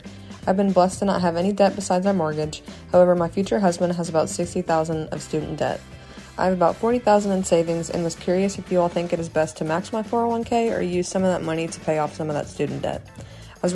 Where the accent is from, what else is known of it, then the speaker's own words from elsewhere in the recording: Lexington, United States; I'm 24, and I'm from Lexington.